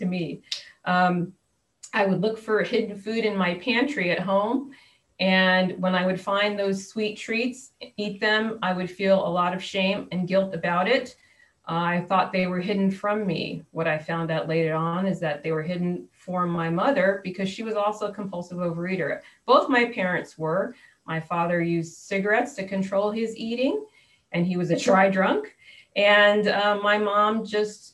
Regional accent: New Jersey, United States; also born or lived in New York; now in San Diego, United States; I was born in New York, grew up in New Jersey

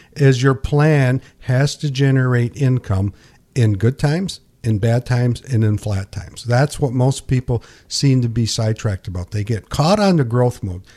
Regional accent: United States; born and raised in Pinkani

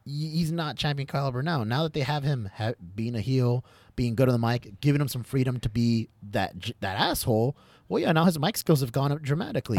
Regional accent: United States; I'm American, I, I identify as an American

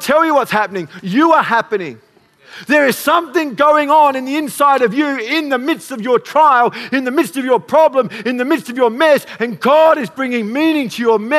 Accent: Para Hills, South Australia, Australia; I grew up in Para Hills

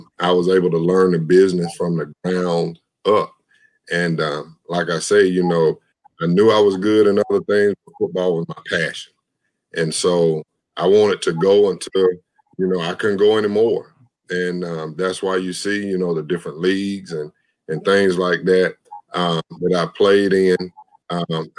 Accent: LaGrange, Georgia, United States; I grew up in Lagrange, Georgia

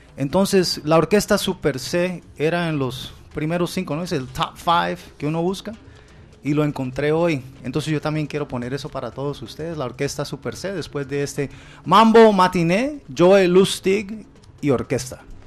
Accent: Cali, Valle del Cauca, Colombia; now in Miami, United States; yo nací en Cali y muy joven me, llevaron para los Estados Unidos. Llegamos a Miami

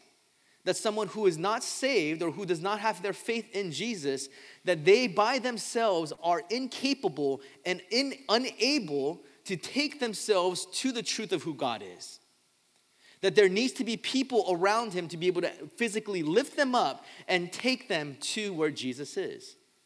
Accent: Southern California, United States; I grew up in Southern California

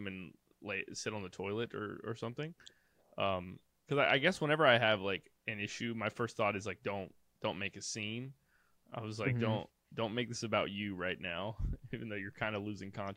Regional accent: North Carolina, United States; I'm from North Carolina

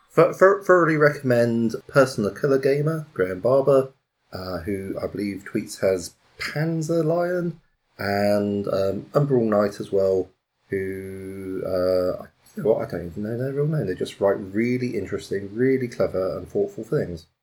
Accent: United Kingdom; as British people

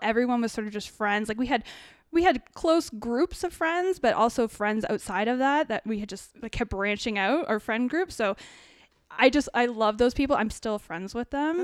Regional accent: New Hamburg, Ontario, Canada; also born or lived in United States / Kitchener-Waterloo; I grew up in a really small town in New Hamburg, which is just outside Kitchener-Waterloo

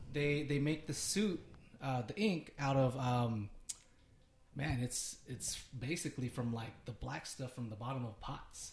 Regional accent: United States; I'm Filipino American too

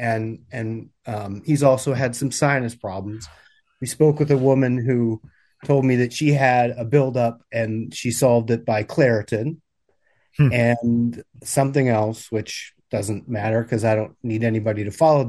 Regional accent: Midwest, United States; I'm from the Midwest

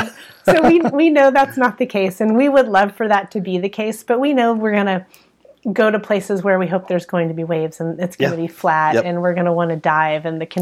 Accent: San Diego, California, United States; moved away as an adult; also born or lived in Florida / Santa Cruz; So I grew up in Southern California in San Diego.

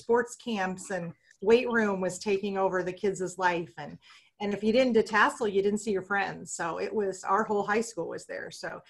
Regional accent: Eddyville, Nebraska, United States; I had an awesome childhood growing up in Eddyville.

